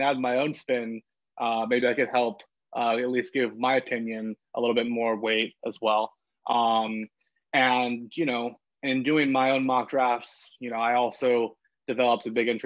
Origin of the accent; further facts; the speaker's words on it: Los Angeles, California, United States; also born or lived in Oregon; I'm from Los Angeles